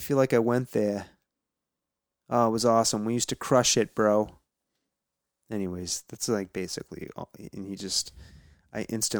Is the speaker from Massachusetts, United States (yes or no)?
yes; Danvers, Massachusetts, United States; now in near Amherst, United States; I grew up on the North Shore.